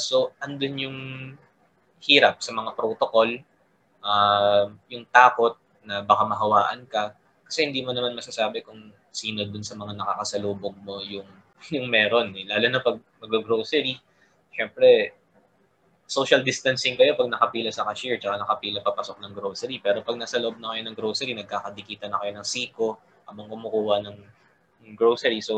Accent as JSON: {"language": "Tagalog", "region": "Calabarzon", "country": "Philippines", "said": "taga Cavite ako"}